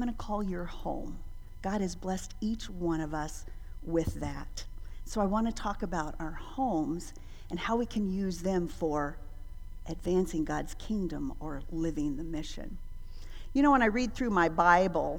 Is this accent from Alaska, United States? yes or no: yes; Alaska, United States; moved away; also born or lived in Dominican Republic; growing up in Alaska.